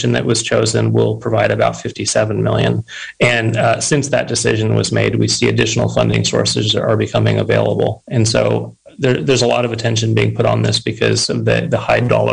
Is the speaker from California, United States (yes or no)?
yes; Mendocino County, California, United States; also born or lived in Bay Area; I grew up in Mendocino County